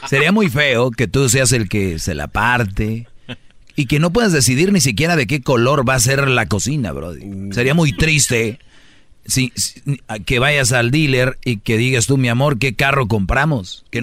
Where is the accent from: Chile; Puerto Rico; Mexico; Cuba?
Puerto Rico; soy el puertorriqueño, aquí de repente